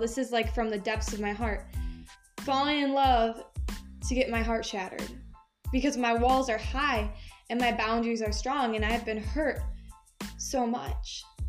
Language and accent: English; Michigan, United States; moved away as an adult; also born or lived in Tennessee; I moved back from Tennessee for a minute back to Michigan